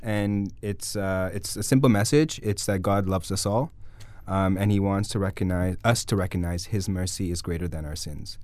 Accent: Guelph, Ontario, Canada; also born or lived in Toronto; I was born in Guelph

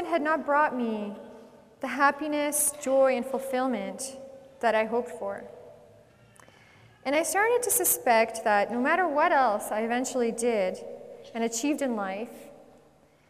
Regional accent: Edmonton, Alberta, Canada; also born or lived in Czechoslovakia; We were sent to Edmonton, and I grew up here and in St. Albert

